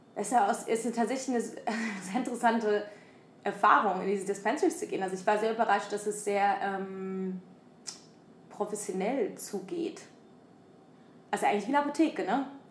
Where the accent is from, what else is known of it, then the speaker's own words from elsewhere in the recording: Germany; moved away as an adult; now in San Francisco, United States; habe Supply Chain Management studiert wie ein guter Deutscher